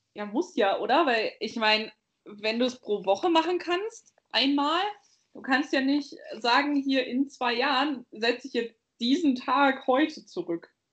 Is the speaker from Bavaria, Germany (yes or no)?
yes; Bavaria, Germany; ich komme aus Bayern.